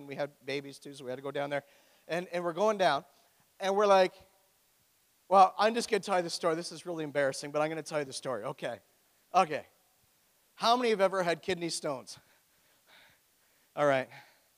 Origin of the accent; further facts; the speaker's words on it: Oshawa, Ontario, Canada; moved away; I am from Oshawa